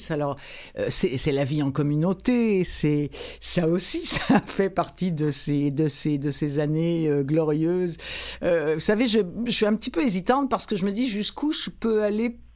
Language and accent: French; France; accent: French; avec mon gros accent français